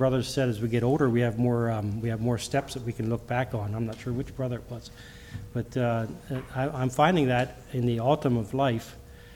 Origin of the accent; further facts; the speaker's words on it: Lancaster County, Pennsylvania, United States; I grew up in Lancaster County